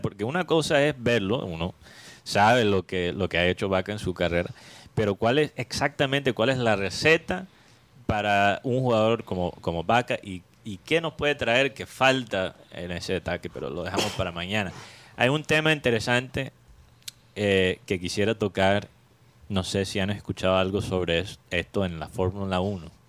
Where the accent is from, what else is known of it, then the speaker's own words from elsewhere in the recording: Colombian Caribbean coast, Caribbean Region, Colombia; nosotros como costeños